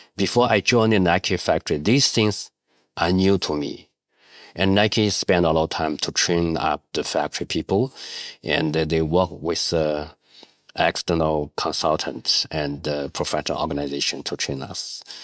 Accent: Shanxi, China; English is a second language; moved away as an adult; also born or lived in Guangdong; I came from Shanxi, I just missed my family. So I quit job and back to my hometown

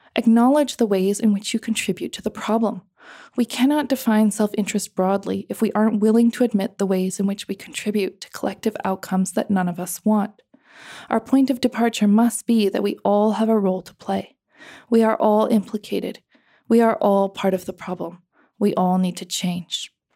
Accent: United States; accent: American; also born or lived in Cambodia; white women like me, who talk with an American accent

